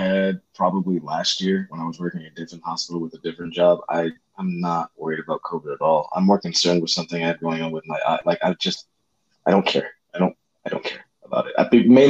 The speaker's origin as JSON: {"language": "English", "region": "Connecticut", "country": "United States", "tie": "born or raised there", "moved": "as an adult", "lives_now": "California, United States", "said": "grew up in Connecticut"}